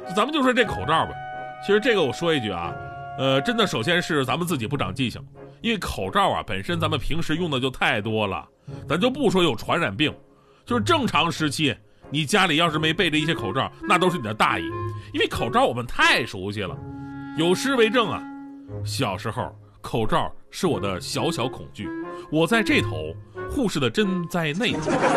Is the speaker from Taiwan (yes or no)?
no; China; 我们中国人民